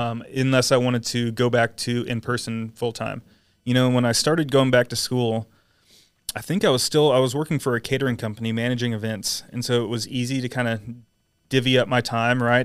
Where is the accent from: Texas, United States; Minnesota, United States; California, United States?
Texas, United States; San Antonio; born or raised there; also born or lived in Atlanta, Georgia